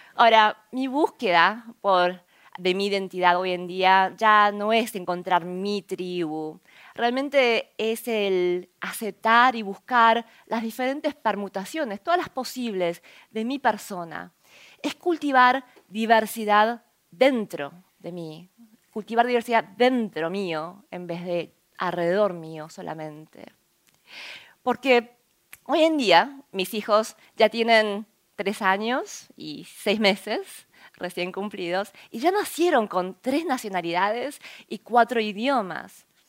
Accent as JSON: {"language": "Spanish", "country": "Argentina", "tie": "born or raised there", "also_born_or_lived": "South Korea / United States", "second_language": "Spanish", "moved": "yes", "said": "Crecí en Argentina"}